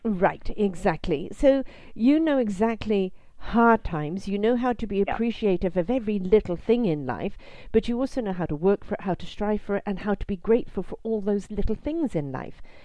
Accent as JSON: {"language": "English", "country": "United Kingdom", "moved": "yes", "said": "I'm British"}